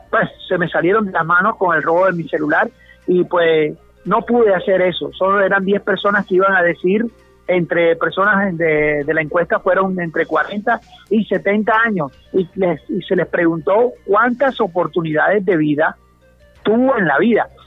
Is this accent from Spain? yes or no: no; Barranquilla, Atlántico, Colombia; nos lleva como el folclore, nos lleva las ganas, siempre como barranquillero, ….